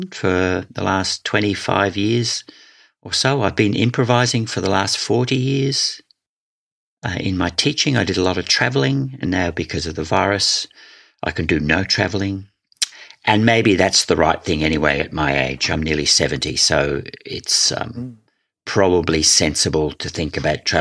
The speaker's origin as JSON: {"language": "English", "region": "Scotland", "country": "United Kingdom", "tie": "born or raised there", "also_born_or_lived": "Wales", "said": "when I was 9, we moved to Scotland. I was born in Wales."}